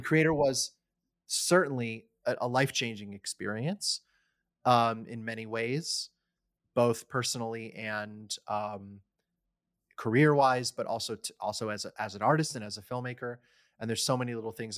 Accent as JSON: {"language": "English", "town": "College Park", "region": "Maryland", "country": "United States", "tie": "born or raised there", "moved": "yes", "said": "I grew up in the D C area"}